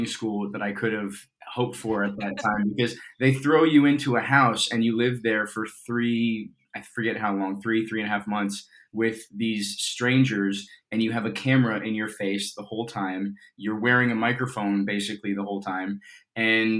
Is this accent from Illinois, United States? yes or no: no; Colorado, United States; moved away; I grew up in Colorado